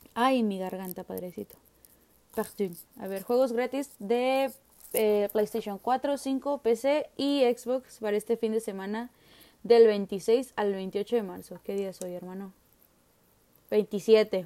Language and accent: Spanish; Nuevo León, Mexico; soy de Nuevo León